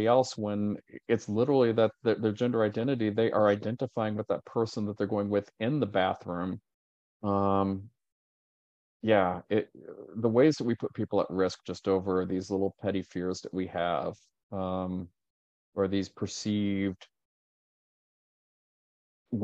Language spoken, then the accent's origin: English; Richmond, Indiana, United States; moved away as an adult; now in Chicago, United States; my hometown's Richmond, Indiana